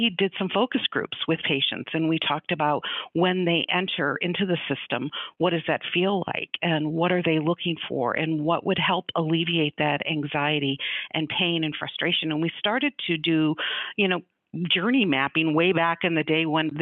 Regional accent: Chicago, Illinois, United States; moved away; also born or lived in Grand Rapids, Michigan / Colorado; I'm originally from the Chicago area

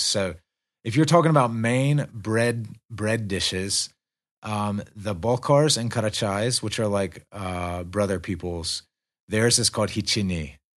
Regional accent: United States; moved away as an adult; now in Russia; I'm the American

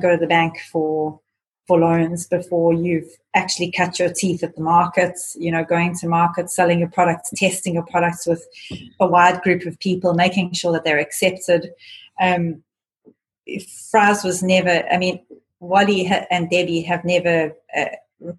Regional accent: South Africa; we come from South Africa

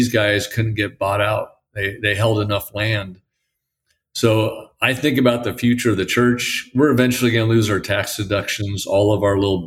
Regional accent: Portland, Oregon, United States; moved away; I'm from Portland.

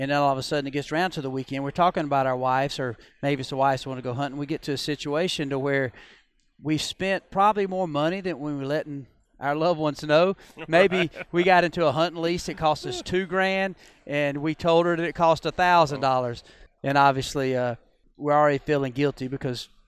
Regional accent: Georgia, United States; I grew up in Georgia

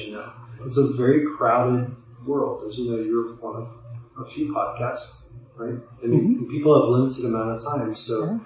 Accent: Midwest, United States; I grew up in the Midwest

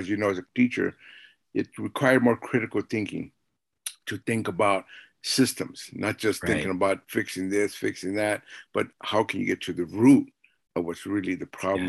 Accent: Los Angeles, California, United States; first language Spanish; English is a second language; we started school in Watts. So I lived in a mostly Black community

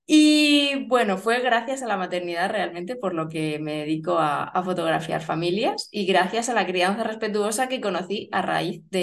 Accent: Barcelona, Catalonia, Spain; born there; also born or lived in Germany / Málaga; now in Murcia, Spain; Vivo en Murcia, eh, nací en Barcelona, madre asturiana, padre cántabro, mm, he vivido en Alemania, Málaga

